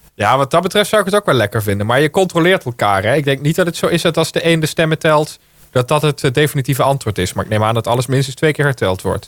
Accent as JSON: {"language": "Dutch", "town": "Heerlen", "region": "Limburg", "country": "Netherlands", "moved": "yes", "lives_now": "Baarn, Netherlands", "said": "Ik woon in Baren, maar ik kom uit, eh, ik kom uit Hoensbroek in Heerlen."}